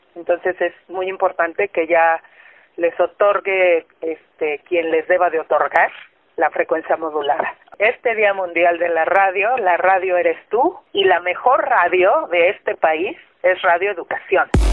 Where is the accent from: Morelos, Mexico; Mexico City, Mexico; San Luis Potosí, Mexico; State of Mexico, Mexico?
State of Mexico, Mexico; Tlalnepantla; soy de Tlanepantla, Estado de México